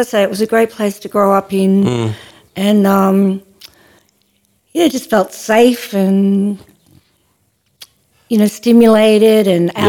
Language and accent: English; Ouyen, Victoria, Australia; when I was growing up in Oyen, you know, I was called a tomboy